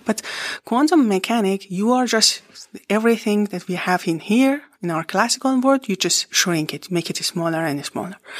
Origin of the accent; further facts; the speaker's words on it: Iran; English is a second language; moved away as an adult; also born or lived in Barcelona, Spain; now in Paderborn, Germany; I was born in Iran and I did my education in Iran